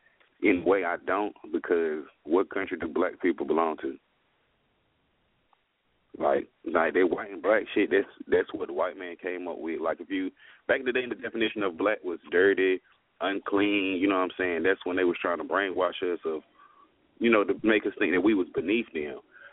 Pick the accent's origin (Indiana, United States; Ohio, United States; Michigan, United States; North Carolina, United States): North Carolina, United States; born there; I'm American. Why does it matter what race I am or, you know, what the color of my skin? I'm born in America. My Social Security say I'm born in North Carolina, which is in America.